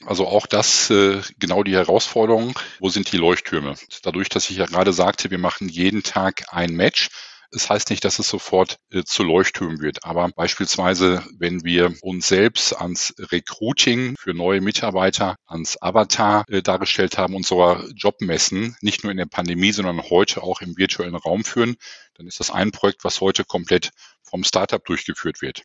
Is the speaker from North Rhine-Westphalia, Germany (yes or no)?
yes; Essen, North Rhine-Westphalia, Germany; in meiner Heimatstadt Essen